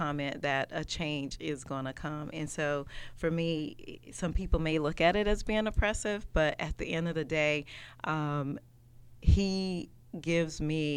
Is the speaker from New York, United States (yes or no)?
no; South Carolina, United States; being a young kid growing up in South Carolina